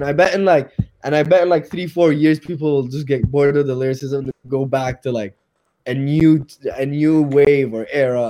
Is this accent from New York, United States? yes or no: no; Sacramento, California, United States; my hometown, Sac.